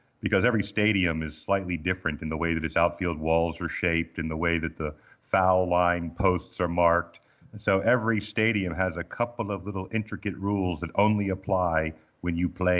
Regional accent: Baltimore, Maryland, United States; born there; also born or lived in Missouri; And then I was born in Baltimore, Maryland, as the fancy people say it, but Balmer.

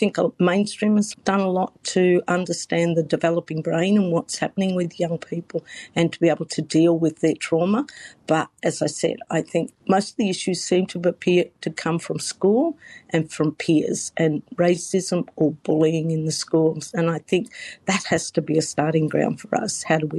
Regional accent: Australia; And I'll proudly say, Yorta Yorta, Shajarang, and rattle off all my peoples and who I'm related to.

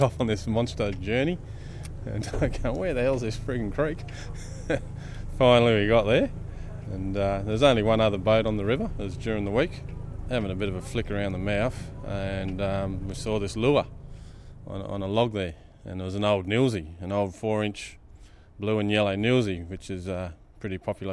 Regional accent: Darwin, Northern Territory, Australia; born and bred in Darwin. Been here a very long time.

